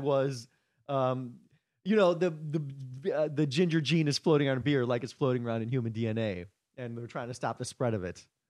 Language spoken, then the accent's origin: English; Chicago, Illinois, United States; now in New York, United States; I grew up in Chicago, but I never did comedy until I came to New York